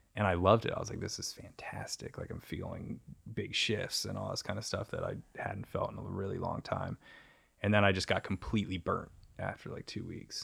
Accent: United States; We're from the U S

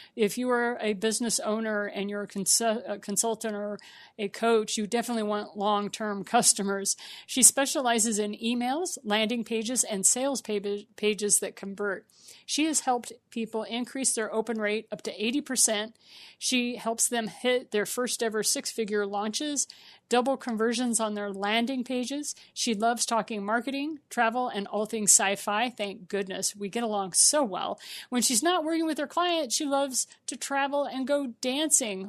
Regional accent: Missouri, United States; my home state, Saint Louis, Missouri

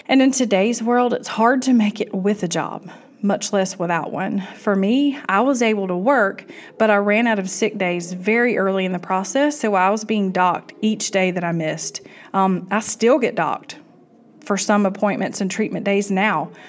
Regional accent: South Georgia, United States; I am from South Georgia

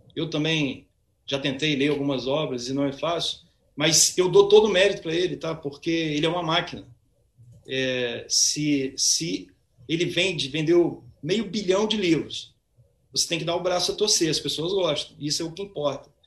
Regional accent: Cachoeiro de Itapemirim, Espírito Santo, Brazil; now in Vitória, Brazil; eu nasci em Cachoeiro, cachoeirense, né? bairrista, mas estou radicado em Vitória já há um bom tempo

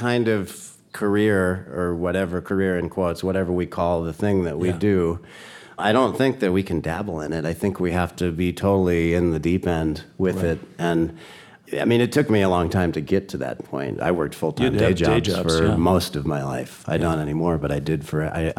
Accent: Irvine, California, United States; I grew up in Southern California, actually not far from where … was.

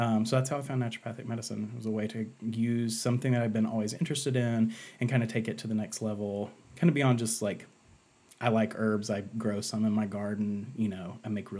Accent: Asheville, North Carolina, United States; I'm from Asheville, North Carolina.

